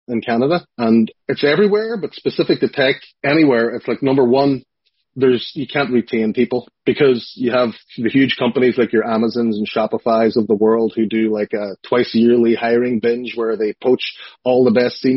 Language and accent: English; Strabane, Northern Ireland, United Kingdom; "Hey, I'm from Strabane,"